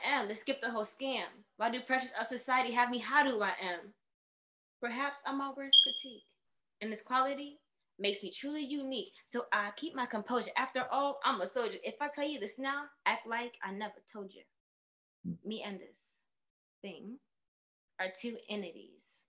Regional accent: New York City, New York, United States; I was born in the Bronx

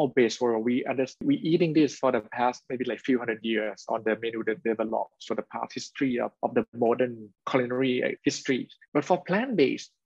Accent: Thailand; we are from Thailand and from Asia

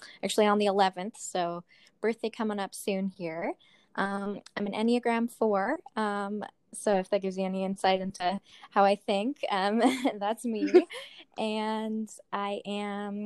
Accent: Lethbridge, Alberta, Canada; I was born here in Lethbridge, kind of moved around to different places around Canada for the first, and then lived in Lethbridge pretty much ever since.

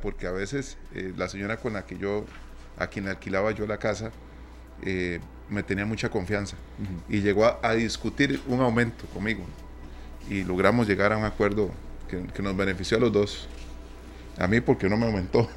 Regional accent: Costa Rica; nosotros seguimos celebrando con mi tierra.

